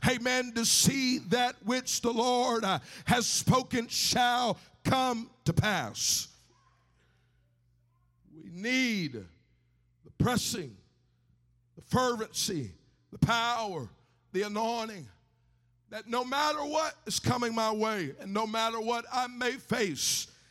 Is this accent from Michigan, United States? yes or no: no; Texas, United States; now in California, United States; I might live in California now, but I grew up in Texas